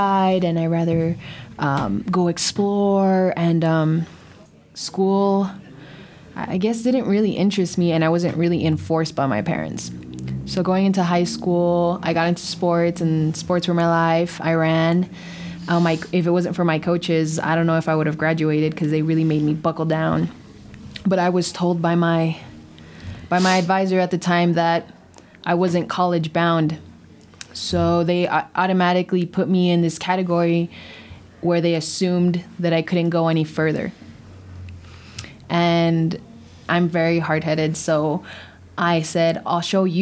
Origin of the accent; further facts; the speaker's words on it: Douglas, Arizona, United States; moved away as an adult; I'm from Douglas, Arizona